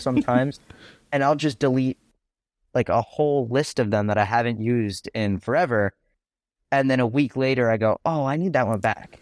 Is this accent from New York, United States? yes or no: yes; New York, United States; I'm from New York